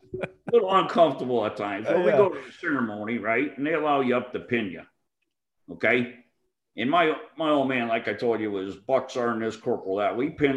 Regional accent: New England, United States; Well, I grew up in New England. I was willing to go back to there because I was the closest to home

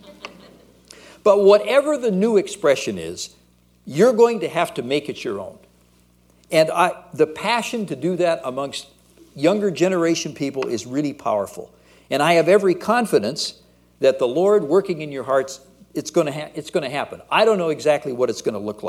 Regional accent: United States; moved away as an adult; now in Canada; I'm originally an American.

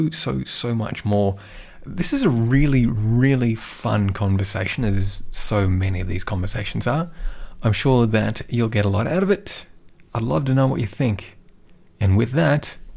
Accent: Australia; also born or lived in London; We're both Australian

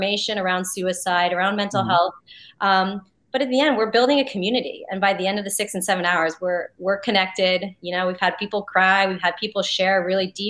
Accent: New Jersey, United States; I'm from Jersey too.

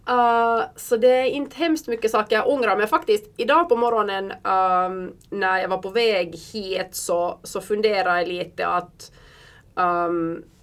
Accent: Belgium; Och jag är uppvuxen i Belgien

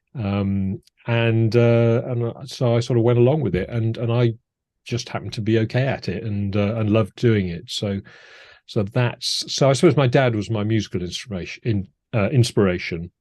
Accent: Cardiff, Wales, United Kingdom; moved away as an adult; also born or lived in Edinburgh / America; most of my, um, teenage years and school years were in Cardiff in South

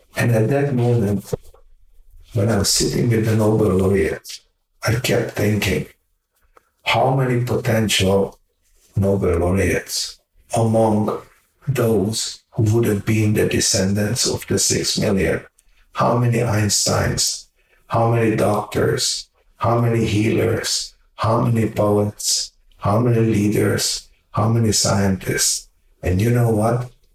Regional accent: Hungary; English is a second language; moved away; also born or lived in Canada; my house back in Hungary, my parents always invited the poorest people off the street for Shabbat dinners

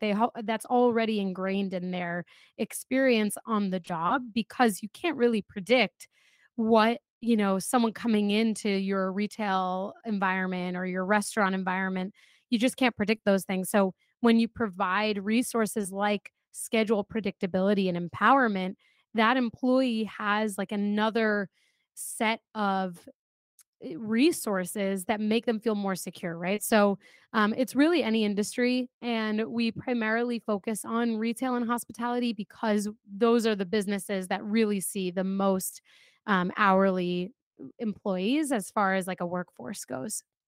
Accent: North Brunswick, New Jersey, United States; I grew up in New Jersey

